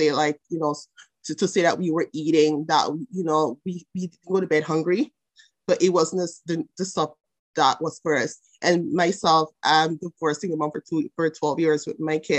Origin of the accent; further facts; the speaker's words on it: Jamaica; moved away; I grew up in Jamaica with a mom, single mom